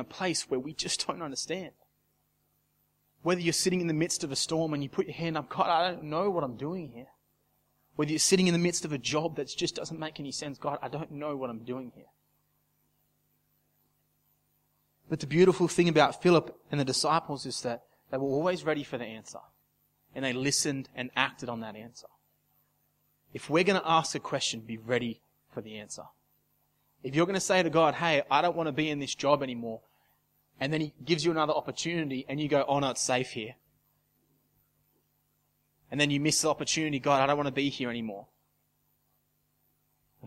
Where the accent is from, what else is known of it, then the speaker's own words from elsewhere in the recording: Casino, New South Wales, Australia; can anything good come out of a casino? That's my hometown